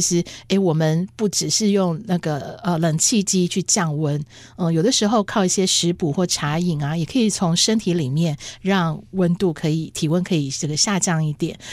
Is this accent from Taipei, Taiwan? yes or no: yes; Taipei, Taiwan; 可是我是在台北出生，我们是盆地